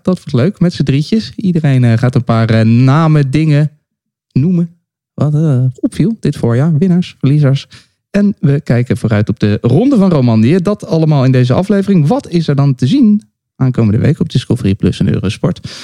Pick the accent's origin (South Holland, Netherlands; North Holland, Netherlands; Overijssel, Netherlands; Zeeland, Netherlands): South Holland, Netherlands; The Hague; in Den Haag met z'n drieën bij elkaar. Vijf minuten fietsen van eh, waar ik ben opgegroeid.